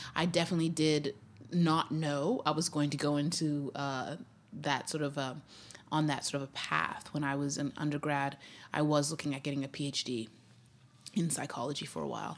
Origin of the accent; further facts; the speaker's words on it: Zimbabwe; moved away as an adult; also born or lived in Grinnell, Iowa, United States; now in United States; we moved back to Zimbabwe, and, uh, that's where I was raised from age five to age nineteen